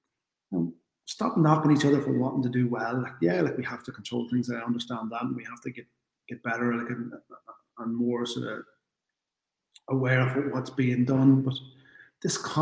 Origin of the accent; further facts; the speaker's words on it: Ireland; the GAA is central to who we are as Irish people.